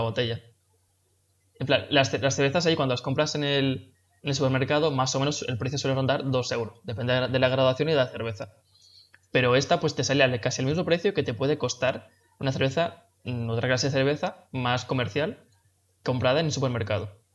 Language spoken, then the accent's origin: Spanish; Spain; also born or lived in Mallorca; como somos españoles